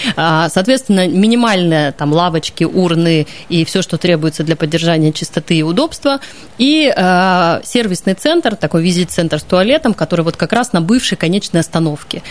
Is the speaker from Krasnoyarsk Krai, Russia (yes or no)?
yes; Krasnoyarsk, Krasnoyarsk Krai, Russia; Я просто как красноярец и как человек, который вырос на столбах, ходил туда регулярно